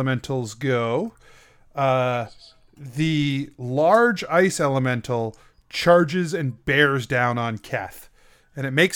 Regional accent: Maine, United States; I'm from Maine

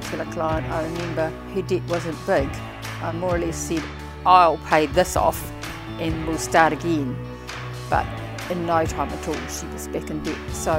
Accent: Gisborne, New Zealand; moved away as an adult; also born or lived in Palmerston North / Hawke's Bay; I'm from the east coast of the North Island, Gisborne, and I grew up there

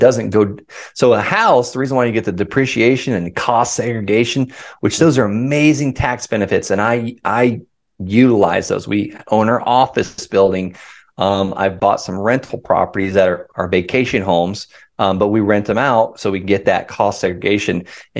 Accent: California, United States; I'm from California.

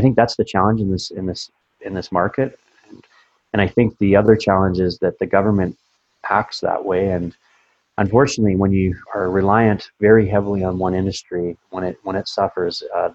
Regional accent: Calgary, Alberta, Canada; I'm from Calgary, born and raised

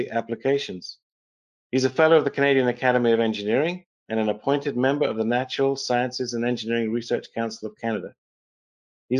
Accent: England, United Kingdom; I was born in England

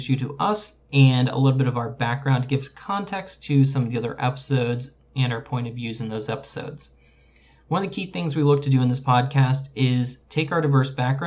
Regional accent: Midwest, United States; We grew up in the Midwest, but in different cities

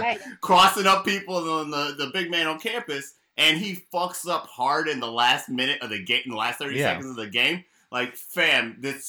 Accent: Baltimore, Maryland, United States; I'm from Baltimore and I read Pygmalion.

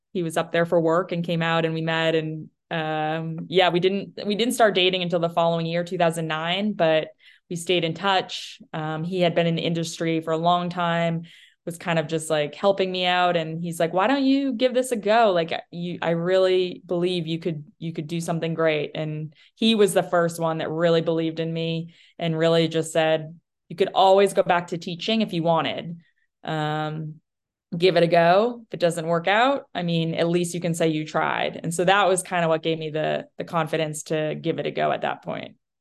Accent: New Hampshire, United States; moved away; I, I grew up, I'm from New Hampshire originally

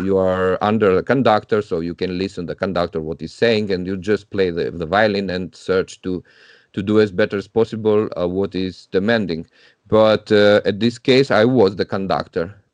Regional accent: Tirana, Tirana County, Albania; moved away as an adult; I was growing up in Albania. I'm from Tirana

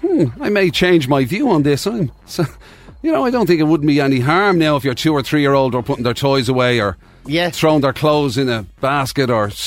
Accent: Belfast, Northern Ireland, United Kingdom; Lads, growing up in Belfast, there was Yellow Pack

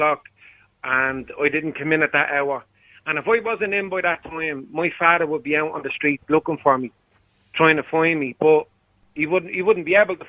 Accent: Dublin, Leinster, Ireland; I grew up in Blanchardstown

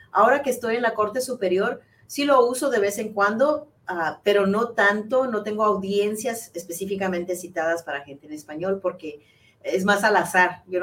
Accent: Chihuahua, Mexico; also born or lived in United States; yo soy nacida aquí, pero yo me crié en, en Chihuahua también, porque nosotros vivíamos un año aquí en los Estados Unidos y luego vivíamos un año en México

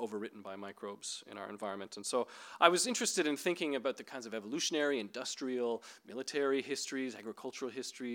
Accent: Northern Ontario, Canada; I grew up in Northern Ontario in Canada near pulp mills

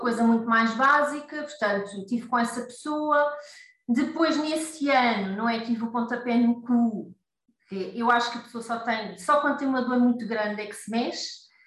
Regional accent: Costa da Caparica, Setúbal, Portugal; now in Seixal, Portugal; embora a minha terra seja ali mais para o lado da costa da Caparica

